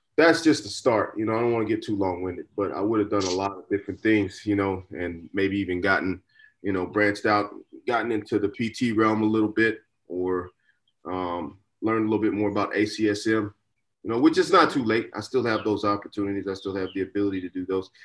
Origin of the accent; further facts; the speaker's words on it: Dallas, Texas, United States; a young kid growing up in Dallas